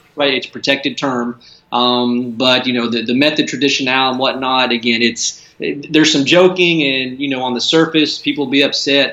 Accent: United States; moved away as an adult; now in Brussels, Belgium; As as an American, uh, you know, beer geek

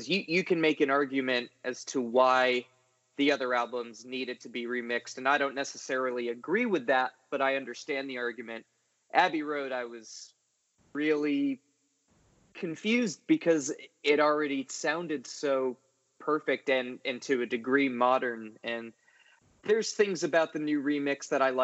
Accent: Rhode Island, United States; now in Nashville, United States; I'm from Rhode Island originally, which for you Brits or for other people not from New England is not actually an island

